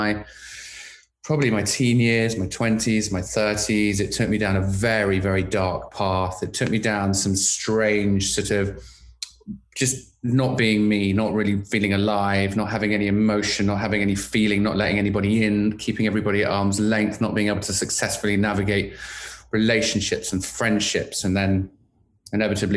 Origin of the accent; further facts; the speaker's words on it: London, United Kingdom; moved away as an adult; now in Los Angeles, United States; I'm originally from London, England. In fact, I spent most of my life growing up in London, schooling in London